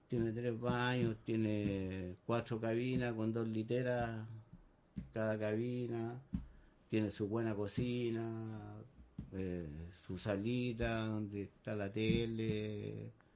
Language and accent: Spanish; San Antonio, Valparaíso, Chile; yo soy nacido y criado acá en San Antonio